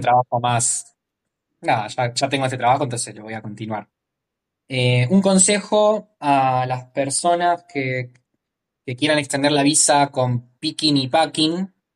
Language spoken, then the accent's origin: Spanish; Morón, Buenos Aires Province, Argentina; moved away as an adult; now in Australia; yo soy de Morón, eh, zona oeste, Gran Buenos Aires, Argentina